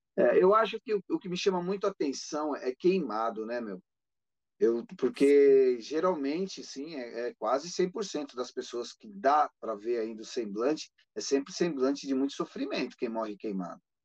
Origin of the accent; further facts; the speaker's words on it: ABC Paulista, São Paulo, Brazil; Eu sou do ABC Paulista